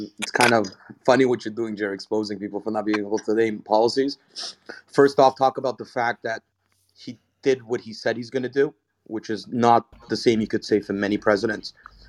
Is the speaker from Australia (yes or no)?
no; Canada; I'm Canadian. I'm not from the States.